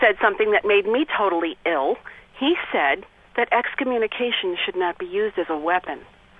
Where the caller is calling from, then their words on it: Long Island, New York, United States; I'm calling as a New Yorker, as a lifelong devout and practicing Catholic